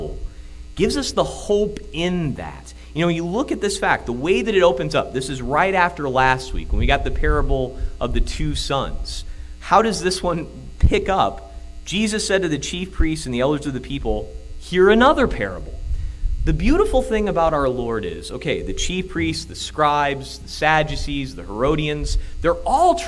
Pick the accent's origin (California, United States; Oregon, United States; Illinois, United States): Illinois, United States; accent: Illinois; my Illinois accent